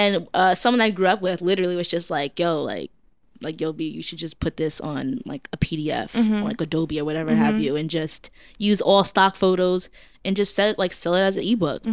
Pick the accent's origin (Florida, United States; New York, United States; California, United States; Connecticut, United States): New York, United States; New York City; growing up in Brooklyn